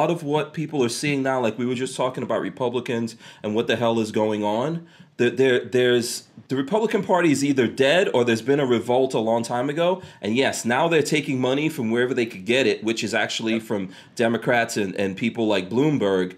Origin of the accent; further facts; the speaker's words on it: New York, United States; now in Gainesville, United States; I'm a New Yorker. I grew up in New York.